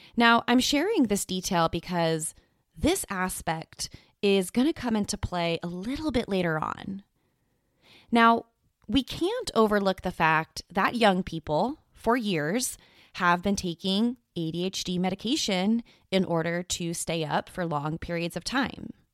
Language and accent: English; Southern California, United States; I am from Southern California